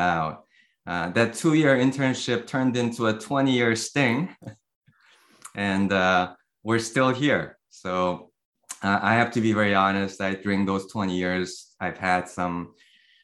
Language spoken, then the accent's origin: English; South Korea; also born or lived in Canada; now in San Jose, United States; I was born and raised in Korea.